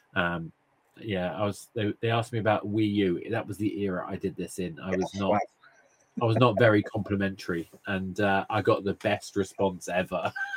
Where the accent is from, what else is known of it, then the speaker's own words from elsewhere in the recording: March, East of England, United Kingdom; now in London, United Kingdom; I, grew up in a, a, lovely place called March. It's a small town